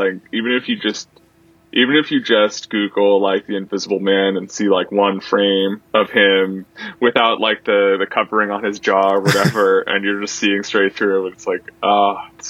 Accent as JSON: {"language": "English", "region": "New Jersey", "country": "United States", "tie": "born or raised there", "said": "my home state."}